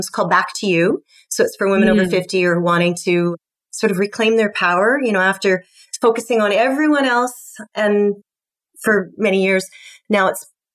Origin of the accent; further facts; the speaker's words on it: Scotland, United Kingdom; I'm Scottish